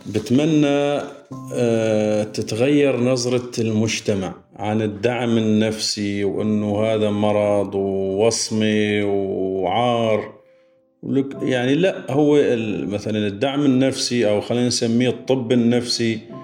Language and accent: Arabic; Syria